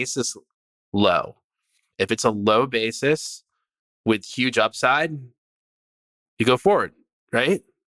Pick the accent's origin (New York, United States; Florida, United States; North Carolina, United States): New York, United States; upstate; now in California, United States; I am from upstate New York. I'm from the East Coast. All my family's back there.